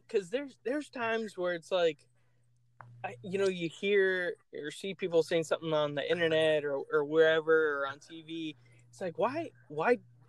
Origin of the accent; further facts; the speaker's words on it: Indian River County, Florida, United States; We're both from Indian River County, Florida